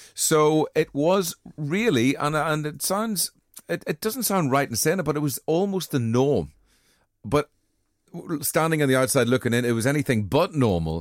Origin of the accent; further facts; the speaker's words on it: Armagh, Northern Ireland, United Kingdom; moved away; also born or lived in Liverpool; I was born in Armagh